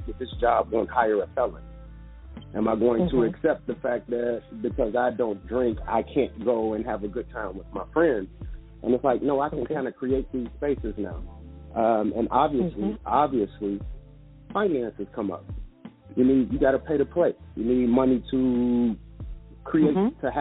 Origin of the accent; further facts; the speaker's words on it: Chicago, Illinois, United States; growing up in Chicago